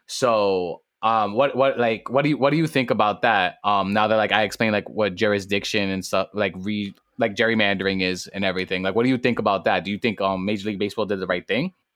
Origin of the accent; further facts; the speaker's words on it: New York City, New York, United States; I come straight out of the Boogie Down Bronx, straight out of Harvard